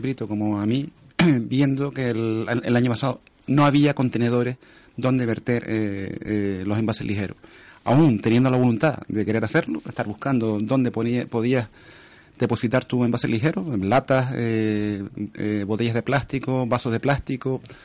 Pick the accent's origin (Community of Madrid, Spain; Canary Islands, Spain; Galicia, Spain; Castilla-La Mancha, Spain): Canary Islands, Spain; Telde; Yo soy de Telde